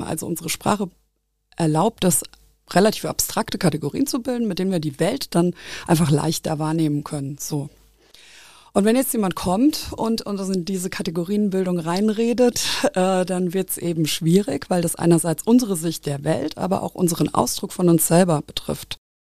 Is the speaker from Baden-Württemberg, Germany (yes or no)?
no; Nahe valley, Rhineland-Palatinate, Germany; now in Koblenz, Germany; ich bin auch dialektal aufgewachsen, äh, gar nicht so weit weg. Ich komme aus dem Nahetal